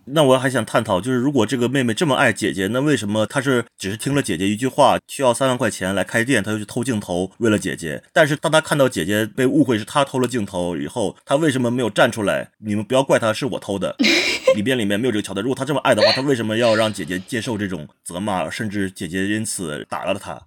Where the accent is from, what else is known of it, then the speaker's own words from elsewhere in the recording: Harbin, Heilongjiang, China; 我本人在哈尔滨的青年宫一组团待了四年